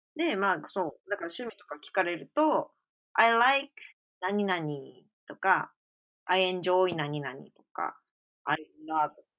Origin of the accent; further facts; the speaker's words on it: Japan; moved away as an adult; now in Quebec, Canada; I'm originally from Japan ってこう、出身も言いつつ、but living in Quebec right now